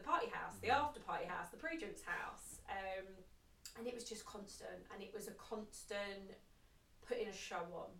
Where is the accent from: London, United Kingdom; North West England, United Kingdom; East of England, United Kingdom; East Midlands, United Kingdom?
East of England, United Kingdom; Essex; I grew up in Essex